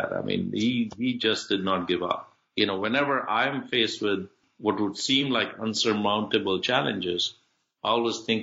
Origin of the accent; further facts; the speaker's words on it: Faridabad, Haryana, India; also born or lived in Birmingham, England; my dad set up a shop outside New Delhi in a small town called Faridabad. We grew up there in a lower middle class kind of setting